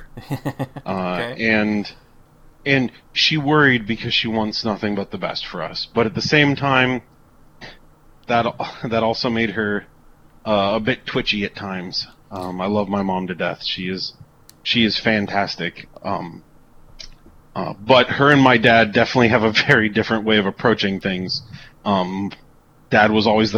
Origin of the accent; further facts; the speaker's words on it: United States; I'm super American